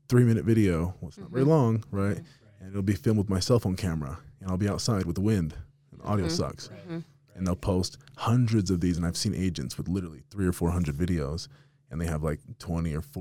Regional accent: Las Vegas, Nevada, United States; now in Utah, United States; I'm from Vegas originally, and I still go back all the time

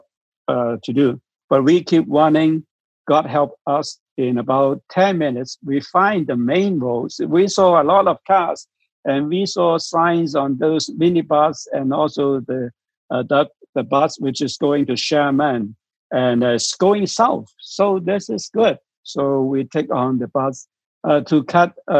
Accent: Hong Kong; I'm from Hong Kong

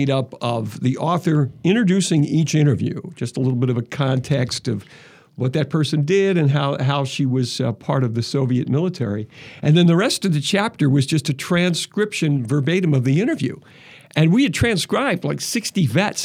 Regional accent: Philadelphia, Pennsylvania, United States; I grew up in Philadelphia

